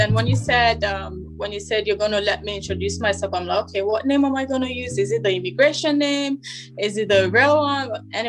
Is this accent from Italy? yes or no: no; Togo; also born or lived in Canada; now in Bermuda; I currently live in Bermuda. I'm from Togo. Although my mom is Ghanaian, but I'm Togolese. I was born in Togo. My dad is Togolese. I lived in Canada a little bit